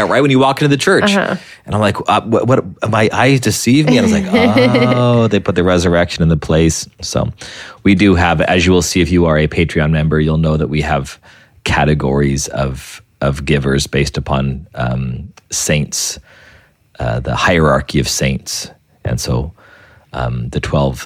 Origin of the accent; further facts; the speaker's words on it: New Mexico, United States; I came from New Mexico